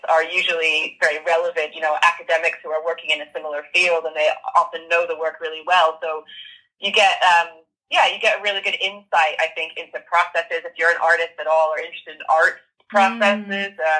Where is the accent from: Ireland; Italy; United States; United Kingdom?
United States; moved away; teenager, growing up in America in the '90s